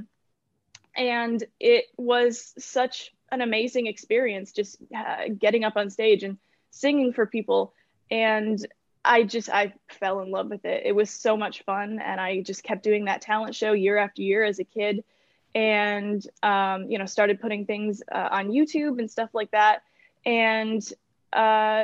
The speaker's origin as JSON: {"language": "English", "town": "Kingston", "region": "Ontario", "country": "Canada", "tie": "born or raised there", "said": "I was born in Kingston, Ontario. I live just a few minutes outside of it."}